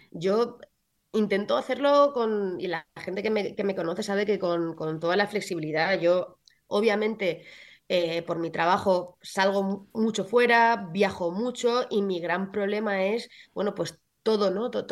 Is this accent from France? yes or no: no; Castilla-La Mancha, Spain; Yo, como soy manchega, pues muy, muy de los productos de mi tierra.